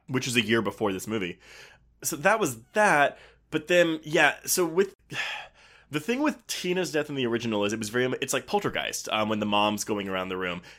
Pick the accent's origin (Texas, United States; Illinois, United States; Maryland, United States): Texas, United States; it was filmed in my hometown